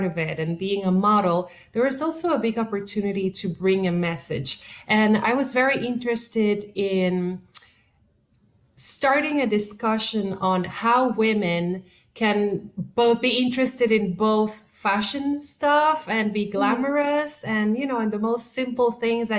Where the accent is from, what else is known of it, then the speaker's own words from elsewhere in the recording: Puerto Rico; first language Spanish; English is a second language; moved away as an adult; now in Los Angeles, United States; I am originally from Puerto Rico